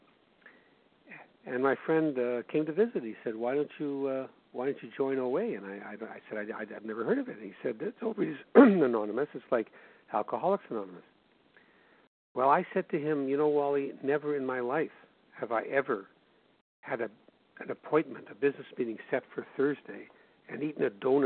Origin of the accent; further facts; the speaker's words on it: Winnipeg, Manitoba, Canada; my hometown of Winnipeg